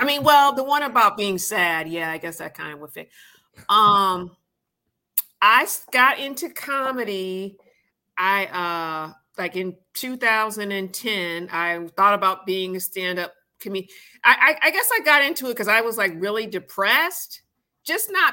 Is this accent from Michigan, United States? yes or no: yes; Michigan, United States; moved away as an adult; I'm originally from Michigan.